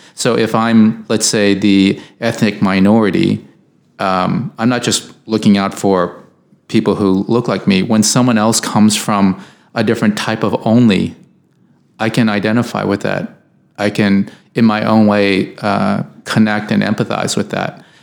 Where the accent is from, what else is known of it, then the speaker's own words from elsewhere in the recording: United States; I, am an American